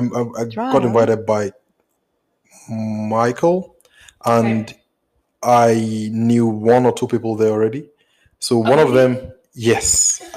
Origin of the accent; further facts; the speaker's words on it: Nigeria; also born or lived in Cape Town, South Africa; now in United States; Yeah. That's pretty much what it is. Nigerian who just moved to the US from Cape Town. A Pan-African, you know, from Nigeria to South Africa.